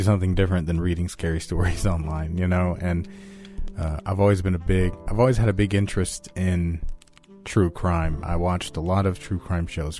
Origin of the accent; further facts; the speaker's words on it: United States; I am American, and I'm white.